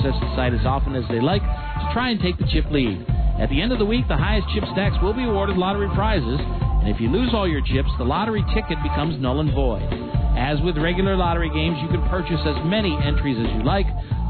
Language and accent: English; Michigan, United States; moved away; also born or lived in Miami; we're both from Michigan, we come to find out. went to school there. You went to school there. You weren't born there, but I was actually born there and went to school down here in Miami.